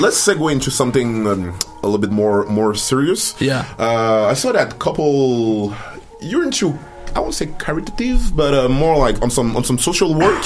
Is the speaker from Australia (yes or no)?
no; France; moved away; also born or lived in Cameroon; I'm from Cameroon. I, I grew up uh, in France